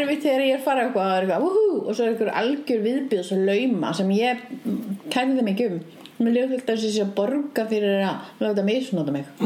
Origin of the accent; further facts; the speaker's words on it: Reykjavík, Capital Region, Iceland; ég kláraði tíundabökk upp í Breitholti